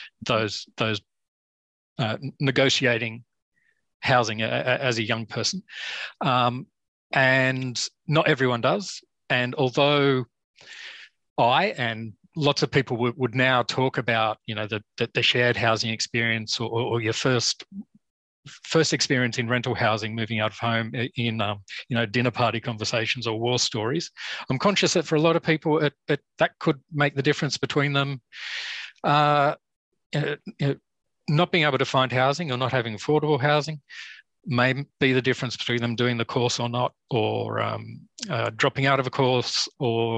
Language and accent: English; Kiama, New South Wales, Australia; also born or lived in Sydney; I grew up in Kiama. It's a small town south of Sydney